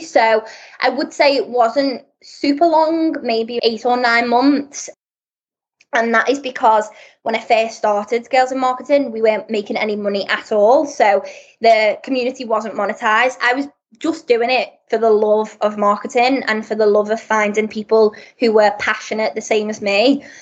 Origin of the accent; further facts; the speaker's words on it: Liverpool, North West England, United Kingdom; moved away as an adult; also born or lived in Birmingham; I'm originally from Liverpool, so more up north.